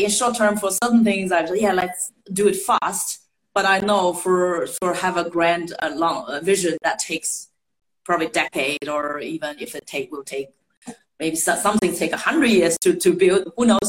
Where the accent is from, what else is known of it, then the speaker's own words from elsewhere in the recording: Shanghai, China; moved away; I grew up in Shanghai, I'm a city girl.